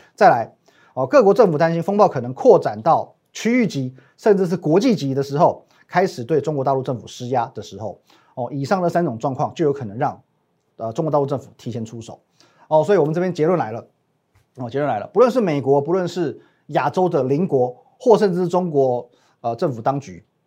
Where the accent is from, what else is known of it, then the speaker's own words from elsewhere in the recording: Taiwan; 我们台湾人